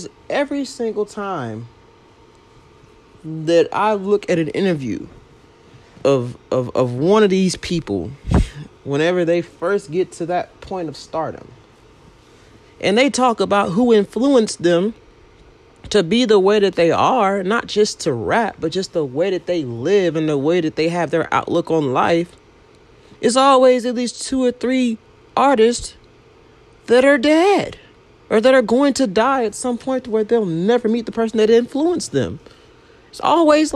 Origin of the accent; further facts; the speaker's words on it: Louisiana, United States; moved away; I'm from Louisiana originally